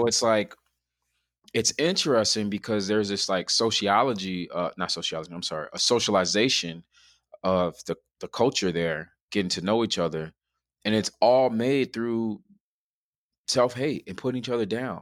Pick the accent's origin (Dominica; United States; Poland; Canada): United States; Chicago, Illinois; Growing up in Chicago